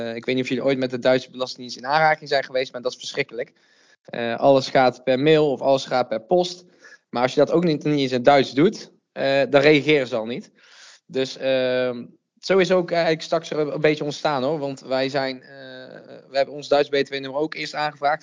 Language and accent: Dutch; Uden, North Brabant, Netherlands; now in Nijmegen, Netherlands; Oorspronkelijk kom ik uit Uden, een klein dorpje in het zuidoosten van Brabant